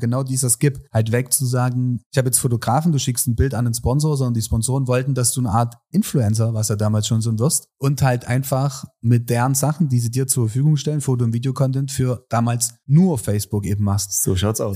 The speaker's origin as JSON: {"language": "German", "region": "Saxony", "country": "Germany", "said": "als Sachse"}